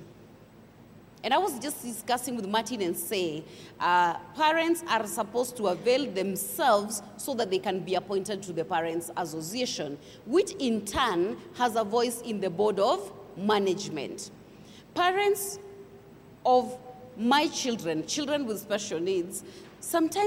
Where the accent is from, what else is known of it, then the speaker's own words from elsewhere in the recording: Kenya; as a Kenyan